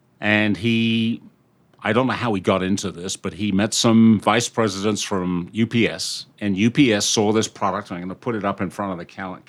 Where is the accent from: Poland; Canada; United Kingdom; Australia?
United Kingdom; moved away as an adult; now in United States; I'm a Brit, and I came over here a long time ago.